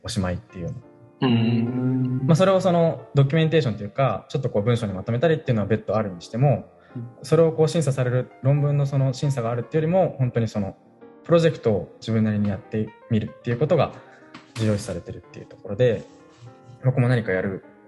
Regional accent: Kanagawa, Japan; moved away as an adult; now in Hoboken, United States; 僕神奈川出身ですけど結構あの盆地のあの田舎の方で

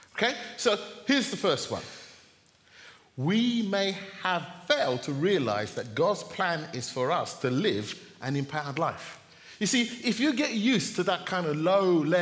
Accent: Jamaica; I'm Jamaican

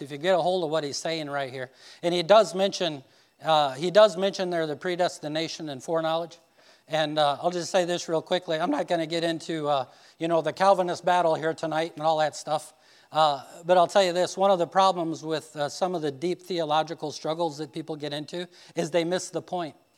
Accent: Indiana, United States; I'm this guy from Indiana

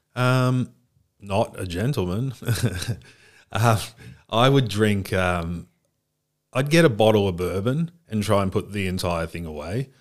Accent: Australia; also born or lived in United States; I was born in Australia. We moved when I was quite young to the States. I was, um, the Australian kid in America. and then the American kid in Australia when we moved back

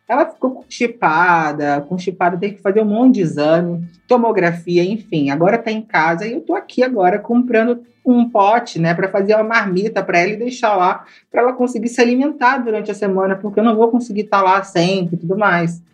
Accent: Rio de Janeiro, Brazil; Eu sou uma mina preta que cres, cresci no Alemão, é, no Complexo Alemão aqui do Rio de Janeiro. Meu pai veio de Pernambuco para o Rio

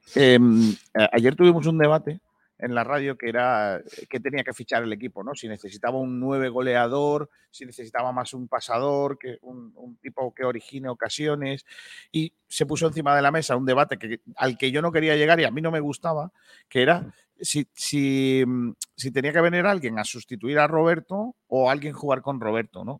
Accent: Rincón de la Victoria, Andalusia, Spain; la cueva del tesoro de Rincón de la Victoria. Ojo, cuidado, que así es mi pueblo

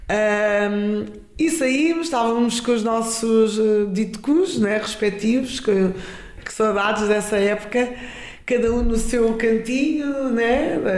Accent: Guinea-Bissau; now in Lisbon, Portugal; eu seja da Guiné ou sou da Guiné

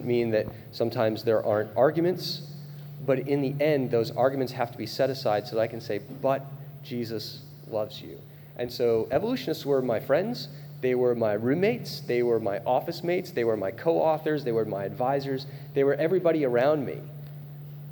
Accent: Rhode Island, United States; moved away as an adult; also born or lived in Pennsylvania / South Dakota; my home state of Rhode Island

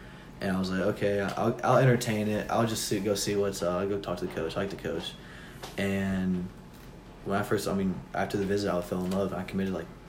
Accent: Murfreesboro, Tennessee, United States; we're from Murfreesboro, most of us.

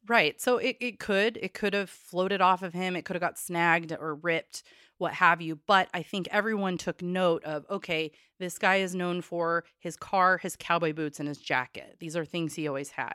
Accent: Corvallis, Oregon, United States; the town I won't stop referring to because that's where I grew up

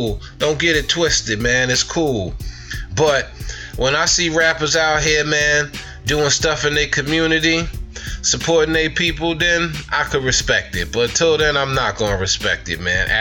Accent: Long Island, Suffolk County, New York, United States; I'm from Long Island, Suffolk County 631. We don't have nothing here.

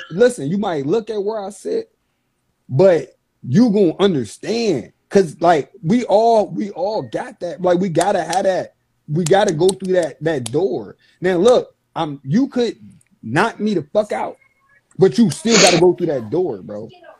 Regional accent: Virginia, United States; Like, I'm from Virginia.

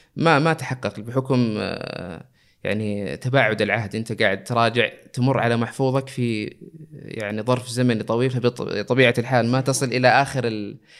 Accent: Jeddah, Makkah Province, Saudi Arabia; moved away as an adult; now in Eastern Province, Saudi Arabia; نشأت في مدينة جدة ودرست فيها مراحل التعليم العام

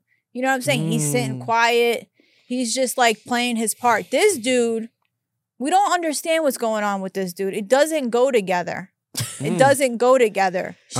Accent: New York, United States; New York.

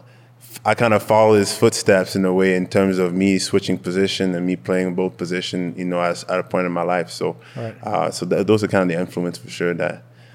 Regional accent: Montreal, Quebec, Canada; first language French; English is a second language; moved away as an adult; now in Calgary, Canada; I'm born and raised in Montreal.

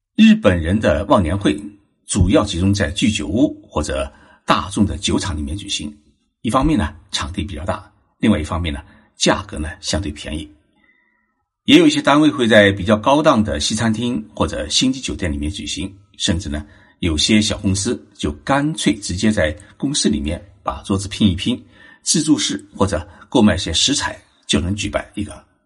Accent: Zhejiang, China; now in Japan; 我是浙江人，小时候吃年夜饭的时候啊，家家户户都要把大棚关起来，不能大声说话，不能敲击碗筷。吃完年夜饭后，要将桌子上的碗筷收拾干净以后，再打开大门，这叫做闭门生财，开门大吉

